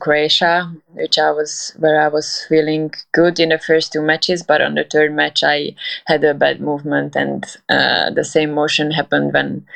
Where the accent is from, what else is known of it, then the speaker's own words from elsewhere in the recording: Hungary; also born or lived in Budapest; I'm from Hungary. I currently live in Budapest. I'm not from this city. I started playing when I was 4 in a small town